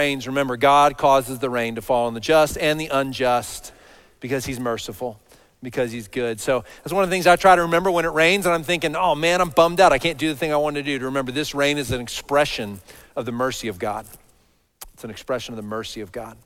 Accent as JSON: {"language": "English", "town": "Dallas", "region": "Texas", "country": "United States", "tie": "born or raised there", "said": "I grew up in Dallas, so all over this big city, all over the Metroplex"}